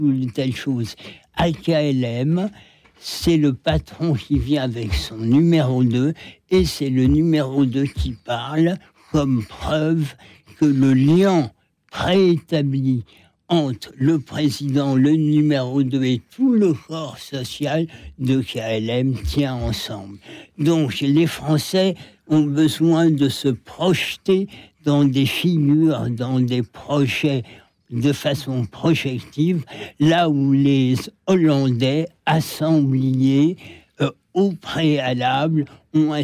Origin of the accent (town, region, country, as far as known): France